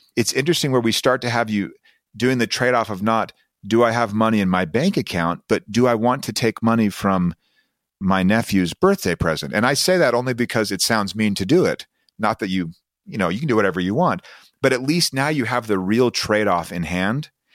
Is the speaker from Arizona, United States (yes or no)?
no; Utah, United States; I'm coming from Utah